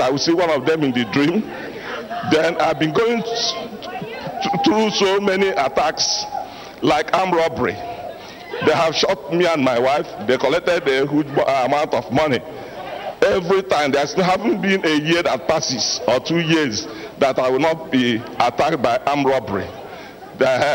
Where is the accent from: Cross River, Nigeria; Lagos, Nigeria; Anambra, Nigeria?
Anambra, Nigeria; Nobi; I'm from Anambra State, Idemi local government, from Nobi.